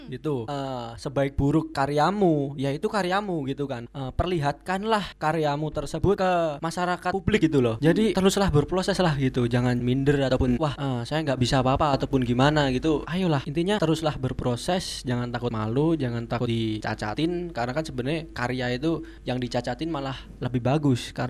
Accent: Java, Indonesia; accent: medok Javanese; Karena medok karena Anda orang Jawa gitu. Karena kita kita orang Jawa. Medok banget.

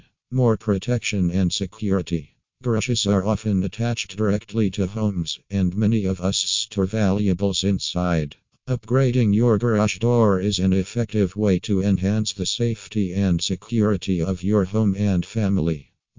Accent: Maryland, United States; from Maryland and USA.

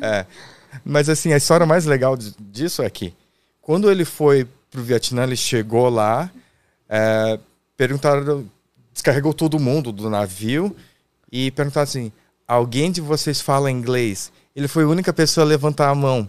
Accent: Itajaí, Santa Catarina, Brazil; nasci em Itajaí, Santa Catarina. Ah, eu sou barriga verde

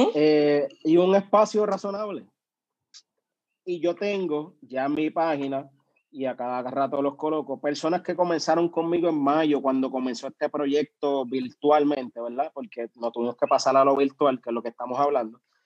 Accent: Comerío, Puerto Rico; soy del pueblo de Comerío, eh, actualmente del barrio Cejas de Comerío

